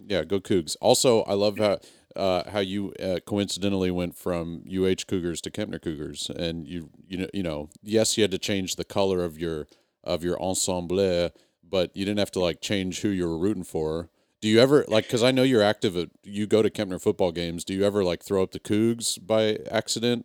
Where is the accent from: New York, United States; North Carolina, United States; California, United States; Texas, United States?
Texas, United States; moved away as an adult; I moved away from Texas, but not as a kid